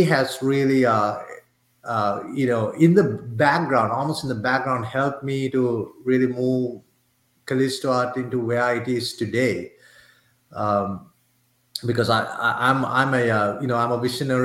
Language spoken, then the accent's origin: English; Sri Lanka; moved away; I'm originally from Sri Lanka, and my mom and dad both are, they work for the government in Sri Lanka